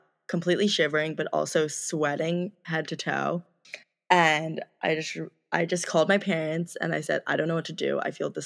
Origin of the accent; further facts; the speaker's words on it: Blue Bell, Pennsylvania, United States; moved away as an adult; now in Madison, United States; I'm from Bluebell, Pennsylvania